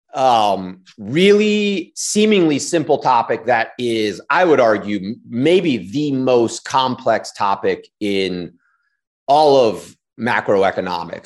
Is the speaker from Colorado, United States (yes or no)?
no; Washington, District of Columbia, United States; I grew up in D C, went to s, school in D C my whole life